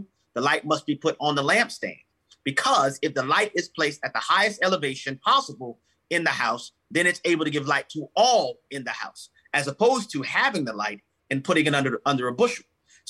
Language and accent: English; New Orleans, Louisiana, United States; I'm from New Orleans, Louisiana originally.